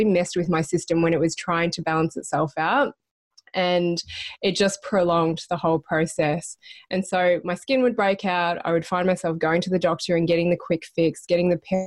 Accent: Melbourne, Victoria, Australia; moved away as an adult; also born or lived in Brisbane, Australia; I'm originally from Melbourne.

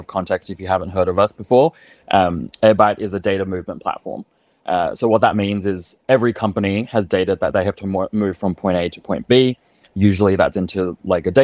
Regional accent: Australia; moved away; I'm Australian.

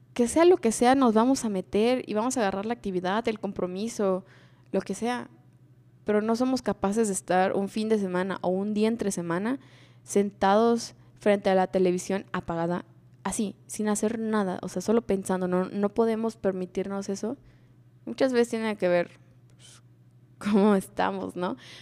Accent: Mexico; Como cultura mexicana

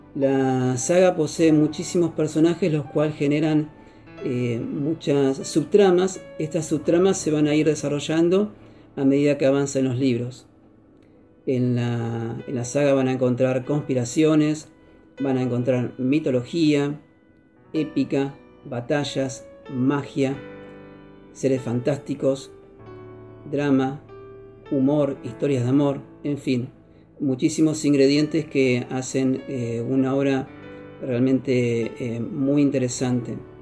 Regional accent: Argentina; soy de Argentina

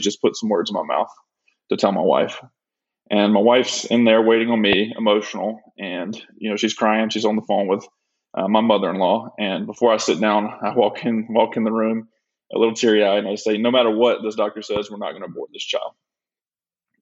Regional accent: Nanafalia, Alabama, United States; moved away as an adult; now in Tampa, United States; I was born and raised in Alabama in a small town called Nanafly, Alabama.

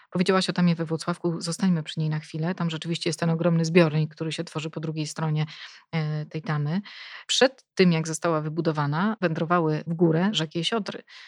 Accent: Police, West Pomeranian Voivodeship, Poland; pochodzę e, z Polic, e, czyli mieszkam praktycznie no, przy Zalewie Szczecińskim

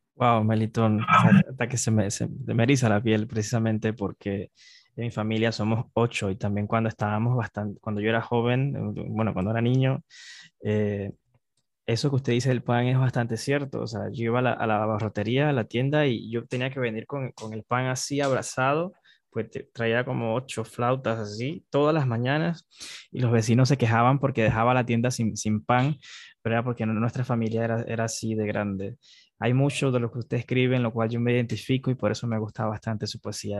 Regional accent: Panama

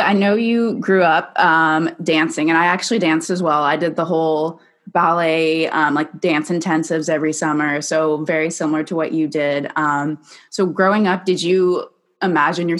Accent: Canada; I'm from Canada, and I was in a business program, and we have these co-ops

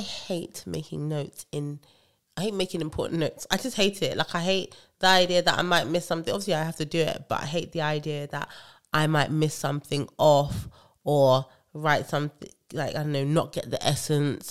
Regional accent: Nigeria; I love being Nigerian

